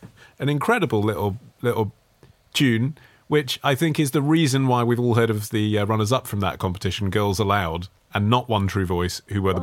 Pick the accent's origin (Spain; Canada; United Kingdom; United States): United Kingdom; as a Brit